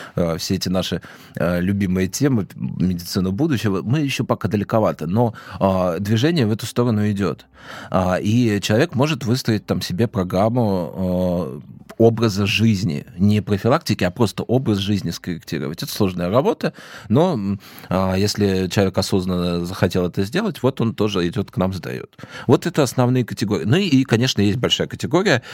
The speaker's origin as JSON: {"language": "Russian", "region": "Moscow Oblast", "country": "Russia", "also_born_or_lived": "Vladimir", "said": "я из Подмосковья"}